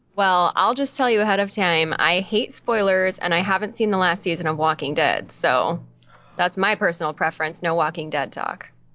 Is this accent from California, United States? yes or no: yes; Orange County, California, United States; I'm from Orange County, so okay. just bordering